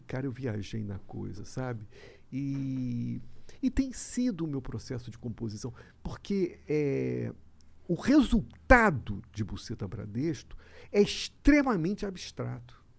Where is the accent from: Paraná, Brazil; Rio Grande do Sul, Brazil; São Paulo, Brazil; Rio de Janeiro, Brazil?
Rio de Janeiro, Brazil; eu sou carioca